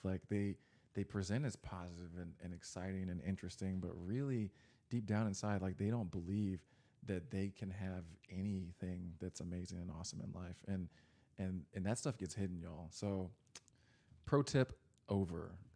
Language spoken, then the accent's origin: English; Texas, United States; I grew up in Texas